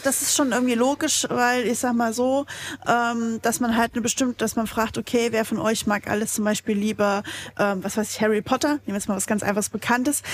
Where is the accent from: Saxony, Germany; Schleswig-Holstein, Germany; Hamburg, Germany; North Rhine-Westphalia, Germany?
Saxony, Germany; accent: Saxon; da ich persönlich gebürtiger Sachse bin, leite ich sowas immer auf Sächsisch